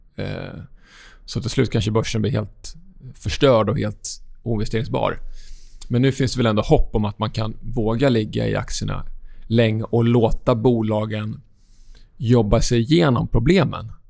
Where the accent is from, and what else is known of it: Sweden